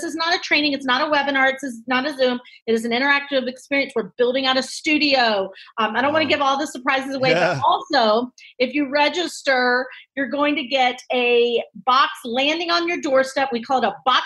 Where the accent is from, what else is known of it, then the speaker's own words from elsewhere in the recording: North Carolina, United States; moved away as an adult; also born or lived in New York City, United States; I'm originally from North Carolina